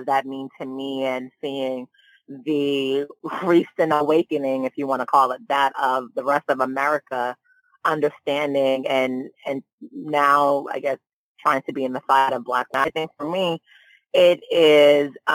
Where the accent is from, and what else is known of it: United States; born or raised there; also born or lived in Nigeria